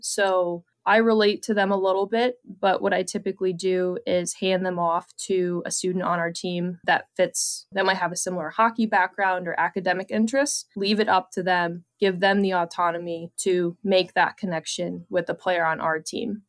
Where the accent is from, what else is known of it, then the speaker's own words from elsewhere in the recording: New Baltimore, Michigan, United States; I grew up New Baltimore, Michigan, thirty-five minutes northeast of Detroit